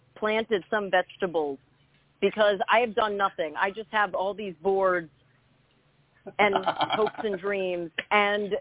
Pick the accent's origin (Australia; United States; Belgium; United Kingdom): United States; New Jersey; I grew up in Jersey. I'm a New Jersey girl